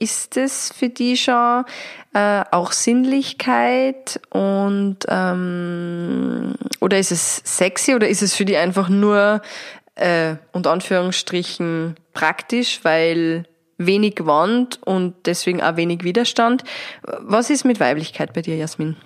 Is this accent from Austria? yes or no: yes; Austria; da, wo wir daheim sind, Österreich